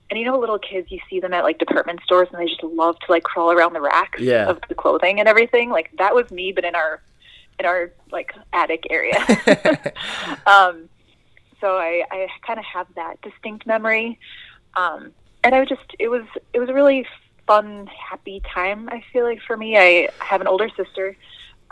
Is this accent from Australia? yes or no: no; Minnesota, United States; also born or lived in New Haven, Connecticut / Israel; I really feel very Midwestern, because I've lived here longer than I've ever lived anywhere else